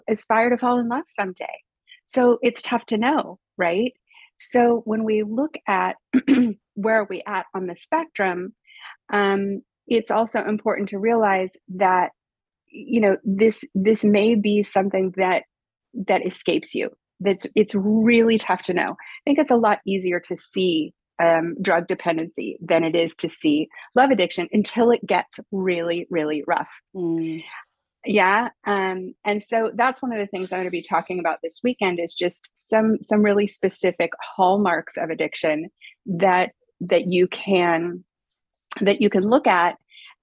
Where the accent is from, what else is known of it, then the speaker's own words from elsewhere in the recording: United States; moved away as an adult; also born or lived in Los Angeles; now in Paris, France; obviously I'm American, although I live in Paris